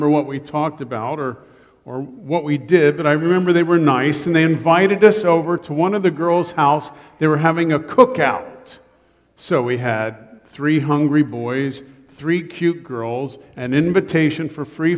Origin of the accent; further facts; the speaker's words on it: Columbus, Ohio, United States; I grew up in Columbus, Ohio.